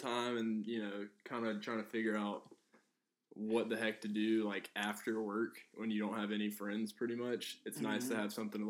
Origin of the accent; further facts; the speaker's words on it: South Carolina, United States; moved away as an adult; now in Charlotte, United States; I'm from South Carolina, and I went to school in Columbia at USC